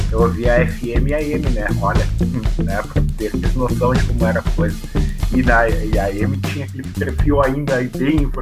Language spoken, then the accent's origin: Portuguese; Lajeado, Rio Grande do Sul, Brazil; Eu sou de Lajado, eu concluí o, o segundo grau, né, que hoje é o ensino médio